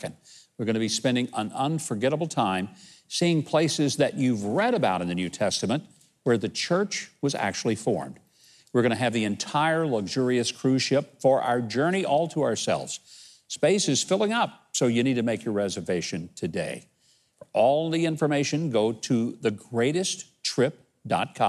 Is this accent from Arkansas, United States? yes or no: yes; Arkansas, United States; You're from Arkansas. Yeah, I am. Proud of it.